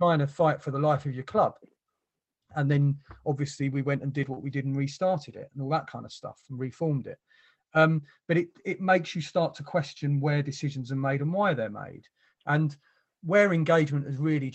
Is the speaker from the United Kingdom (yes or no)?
yes; London, United Kingdom; moved away; I was born down the road from the ground